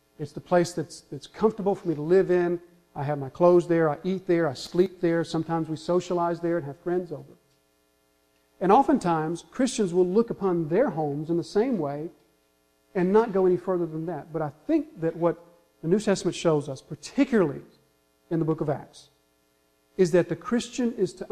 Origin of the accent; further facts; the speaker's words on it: the South, United States; We're from the South. We understand Southern hospitality